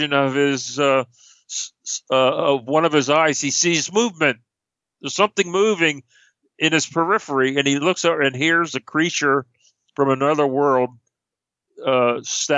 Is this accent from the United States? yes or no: yes; Philadelphia, Pennsylvania, United States; I'm from Philadelphia